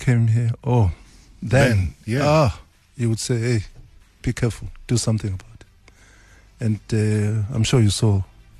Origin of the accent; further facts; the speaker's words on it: Eswatini; now in South Africa; I come from Swaziland.